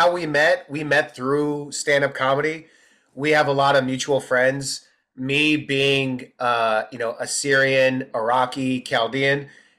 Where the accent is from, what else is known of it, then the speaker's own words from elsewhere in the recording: Detroit, Michigan, United States; I was born in America, raised in Detroit.